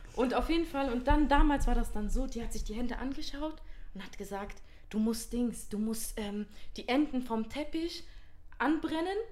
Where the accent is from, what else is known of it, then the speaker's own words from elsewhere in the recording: Germany; dass wir irgendwie hier geboren sind in Deutschland